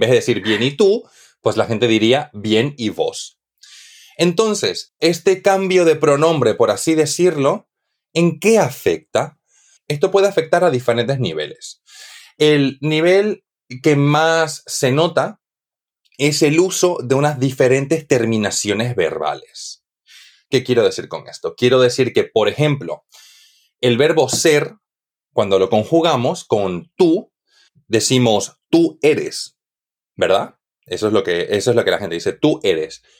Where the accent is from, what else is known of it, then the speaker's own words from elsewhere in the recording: Santa Cruz de la Sierra, Santa Cruz, Bolivia; moved away as an adult; now in Spain; en Bolivia, de donde yo soy, yo soy de Santa Cruz de la Sierra, del este del país